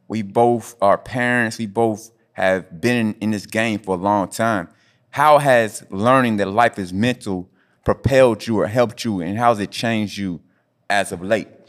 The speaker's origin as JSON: {"language": "English", "town": "Indianapolis", "region": "Indiana", "country": "United States", "tie": "born or raised there", "moved": "yes", "said": "my hometown, Indianapolis"}